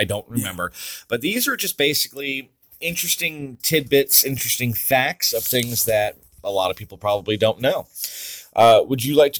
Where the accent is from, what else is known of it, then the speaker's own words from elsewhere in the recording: New York, United States; I'm from New York. So yeah. I'm sure that from time to time, you will hear my accent come out.